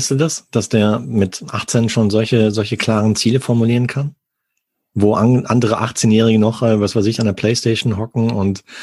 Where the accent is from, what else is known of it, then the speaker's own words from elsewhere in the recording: Worms, Rhineland-Palatinate, Germany; moved away as an adult; now in Freising, Germany; komme ursprünglich aus Worms